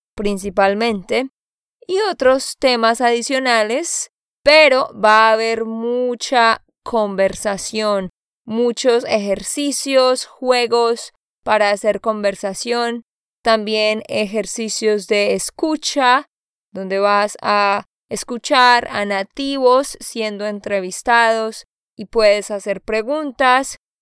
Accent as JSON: {"language": "Spanish", "region": "Santander", "country": "Colombia", "said": "de Santander, Colombia"}